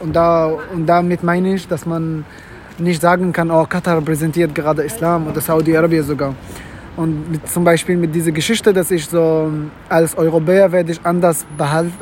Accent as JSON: {"language": "German", "country": "Syria", "tie": "born or raised there", "also_born_or_lived": "Mecca (ancestry) / Gulf countries", "second_language": "German", "moved": "as an adult", "lives_now": "Germany", "said": "ich bin in Syrien aufgewachsen"}